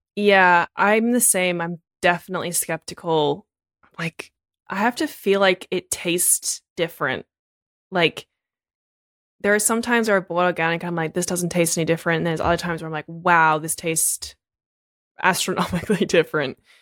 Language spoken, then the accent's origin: English; Australia; moved away as an adult; now in United States; I'm Australian